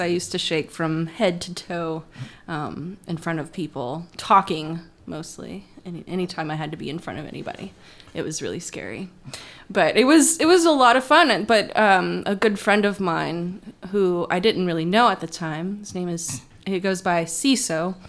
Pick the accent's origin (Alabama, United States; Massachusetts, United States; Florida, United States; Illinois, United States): Florida, United States; also born or lived in Georgia; now in Indianapolis, United States; So I was born in Indianapolis. Mm-hmm. Parents and I moved down to Florida. Parents divorced, lived in Georgia, and then moved back to Florida.